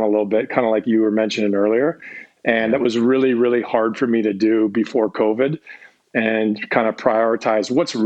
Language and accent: English; Victoria, British Columbia, Canada; moved away as an adult; also born or lived in Belleville, Ontario; now in Dallas, United States; I was born in Ontario, just about 2.5 hours outside of Toronto. In a small town called Belleville. And so that's originally where my whole family's from. At the age of three, my family moved out to Victoria. And so I grew up on the island until I went away to college.